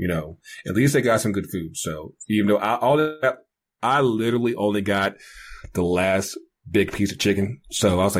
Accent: North Carolina, United States; born or raised there; moved away

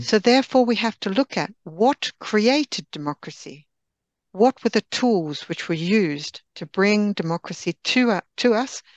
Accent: Australia; now in Sweden; I'm Australian by birth

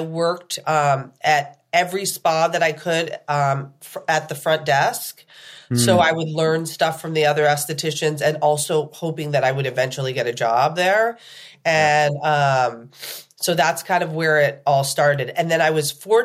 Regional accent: Plattsburgh, New York, United States; also born or lived in Manhattan, New York; I was born in Manhattan, but I was raised in Plattsburgh, New York

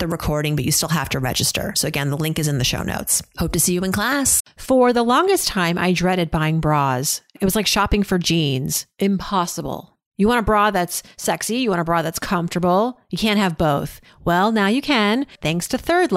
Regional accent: United States; growing up in America

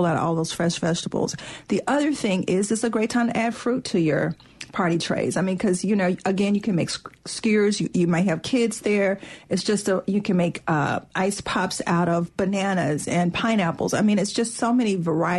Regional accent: Mississippi, United States; I'm from Mississippi

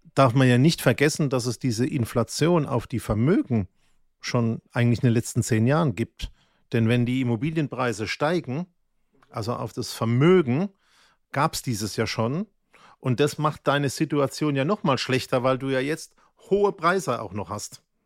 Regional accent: Mannheim, Baden-Württemberg, Germany; ich bin ja in Mannheim in der Vorstadt aufgewachsen

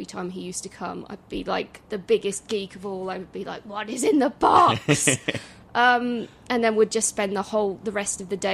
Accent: just outside Birmingham, West Midlands, United Kingdom; So I grew up just outside Birmingham, so a big city, didn't really have amazing access to wildlife and nature.

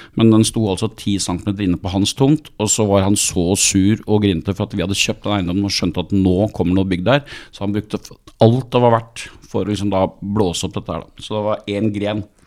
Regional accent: Skien, Telemark, Norway; jeg kommer fra Skien

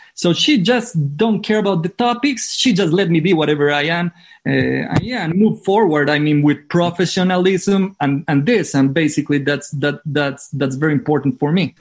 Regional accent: Manizales, Caldas, Colombia; English is a second language; also born or lived in San Francisco; my hometown is called Manizales

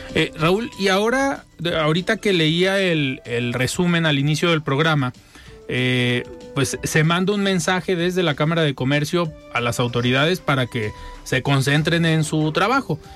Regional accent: Mexico

